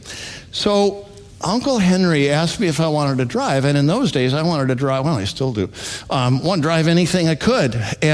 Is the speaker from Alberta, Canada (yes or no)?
yes; Alberta, Canada; now in United States; I grew up in Alberta, Canada, Western Canada.